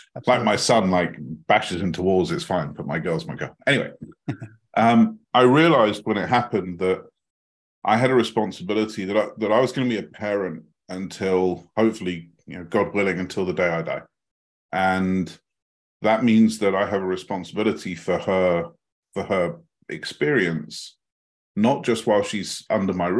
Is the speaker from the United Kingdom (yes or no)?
yes; United Kingdom; As you may guess from the accent, I'm not from the American side of the pond. I'm from the British side of the pond.